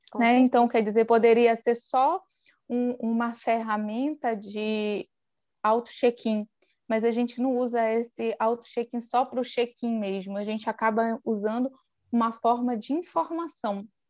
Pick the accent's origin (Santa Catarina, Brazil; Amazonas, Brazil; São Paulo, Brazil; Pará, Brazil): Pará, Brazil; Soure; sou natural aqui da ilha de Marajó, no Pará, exatamente da cidade de Soure